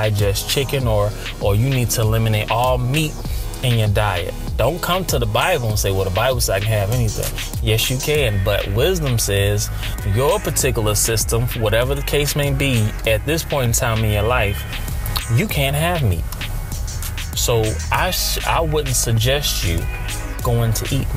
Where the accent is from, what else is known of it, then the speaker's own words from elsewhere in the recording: United States; Me being born and raised in America